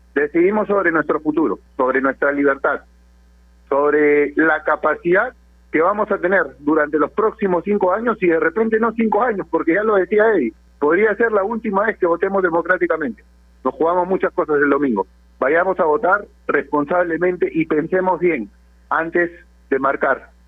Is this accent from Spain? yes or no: no; Peru; como comunicadores y principalmente como peruanos